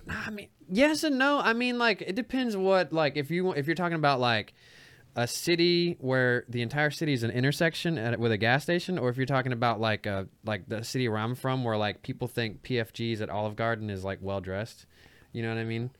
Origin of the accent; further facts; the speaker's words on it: Dothan, Alabama, United States; I'm from Dothan, Alabama